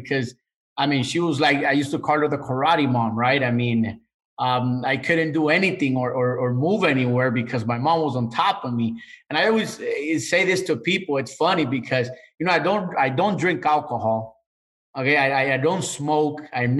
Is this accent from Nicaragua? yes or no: yes; Managua, Nicaragua; I come from Central America, Managua, Nicaragua. And part of the leadership, and when I say the leadership over there, you know, I mean the government, right? Part of the leadership that I grew up in the 80s